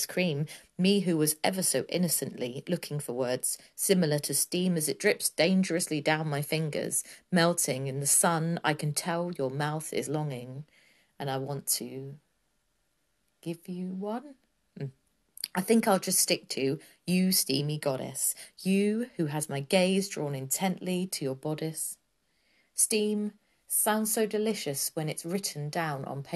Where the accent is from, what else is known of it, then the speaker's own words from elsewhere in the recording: Brighton, South East England, United Kingdom; I'm from Brighton